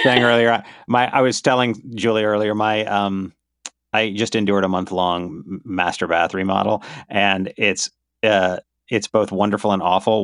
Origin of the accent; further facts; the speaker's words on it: Myrtle Beach, South Carolina, United States; also born or lived in Charleston, South Carolina; I was born in Myrtle Beach.